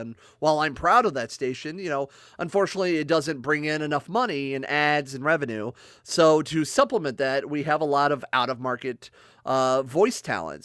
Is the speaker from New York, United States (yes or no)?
no; Akron, Ohio, United States; moved away; I'm originally actually from Akron, Ohio